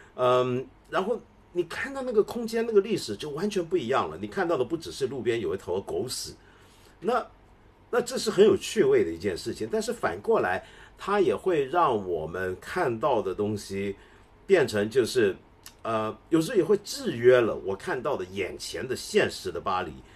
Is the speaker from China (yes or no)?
no; Taiwan; moved away; also born or lived in Hong Kong; 我在台湾长大，在台湾跟香港长大